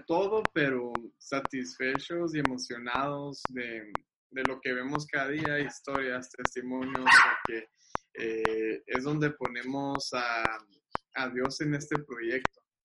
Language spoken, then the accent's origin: Spanish; Agua Prieta, Sonora, Mexico; de Aguaprieta